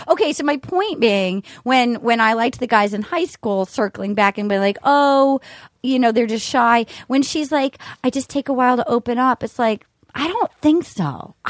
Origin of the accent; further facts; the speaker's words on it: Rhode Island, United States; I'm from Rhode Island.